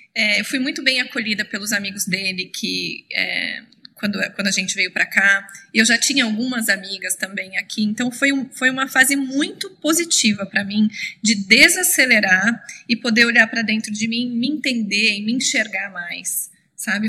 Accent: Itapeva, São Paulo, Brazil; moved away as an adult; now in San Francisco, United States; Eu cresci ajudando minha mãe a fazer chocolate lá na minha cidade, Tapeva

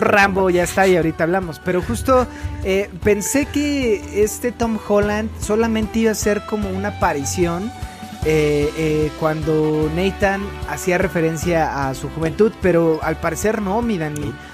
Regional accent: Mexico; como mexicanos

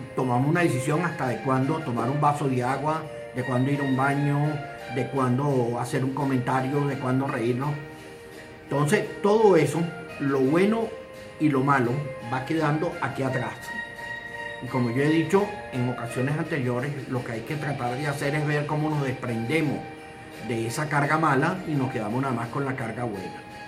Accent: Venezuela; En mi país, Venezuela

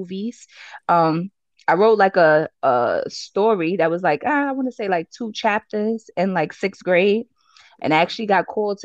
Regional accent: New York City, New York, United States; also born or lived in Brooklyn; at 7, I moved to Harlem. So I really want to consider myself a Harlem girl at heart.

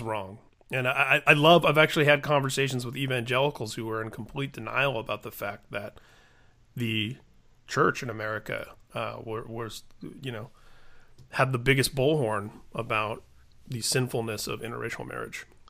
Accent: Indiana, United States; my home state, Indiana, where I grew up

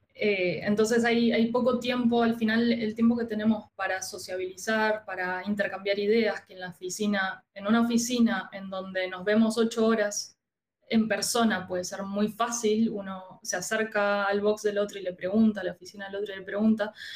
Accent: Argentina; now in Chile; soy argentina

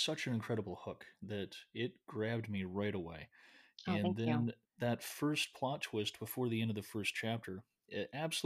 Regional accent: United States; as an American abroad

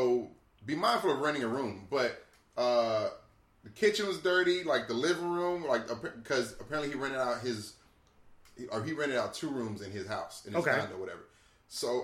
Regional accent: Albany, New York, United States; accent: Albany; That's my Albany accent.

